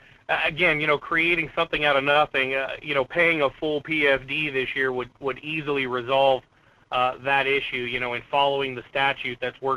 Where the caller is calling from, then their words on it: Kenai, Alaska, United States; Hey, morning, Mr. Duke. This is … from Kenai.